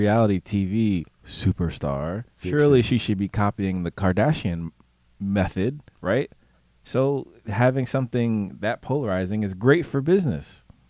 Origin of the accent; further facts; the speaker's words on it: Trenton, New Jersey, United States; also born or lived in Bucks County, Pennsylvania; So me personally, coming from the Trenton area, but I went to school in Bucks County. So it was all white kids and Jewish kids and whatnot.